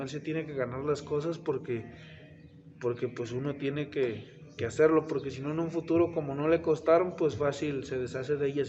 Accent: Tlaxcala, Mexico; yo soy originario de Tlaxcala

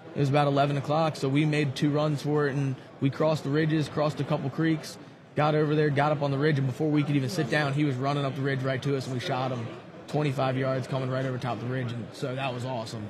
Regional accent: western Maryland, United States; also born or lived in Eastern Shore, Maryland; I'm from Maryland, originally from the western side of Maryland. Now I moved down to the eastern shore

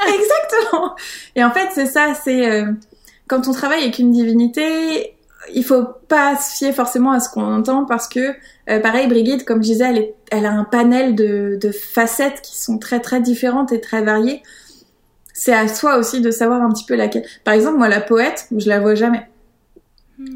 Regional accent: Paris, Île-de-France, France; now in Brittany, France; je suis née à Paris

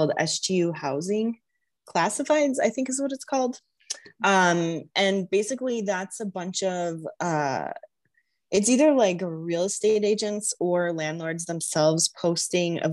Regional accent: Arizona, United States; I'm from Arizona, so I'm kind of used to how hot the sun is

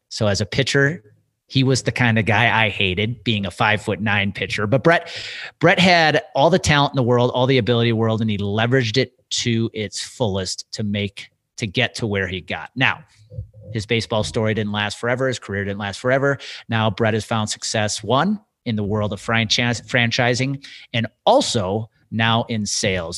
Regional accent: Wisconsin, United States; Being a kid growing up in Wisconsin

